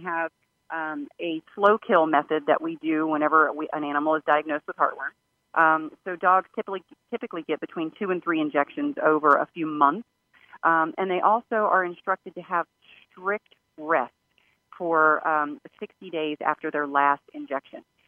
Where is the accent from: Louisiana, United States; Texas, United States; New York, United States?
Louisiana, United States; now in Washington, D.C., United States; where I live, I'm in the Washington, D.C. area, and I grew up in Louisiana